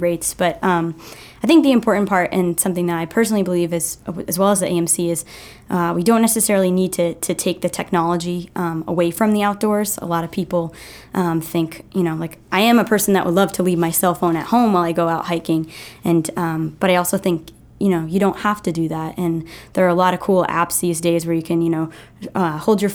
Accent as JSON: {"language": "English", "region": "Maine", "country": "United States", "tie": "born or raised there", "said": "I grew up here in Maine, and I'm very proud of that, as most Mainers are"}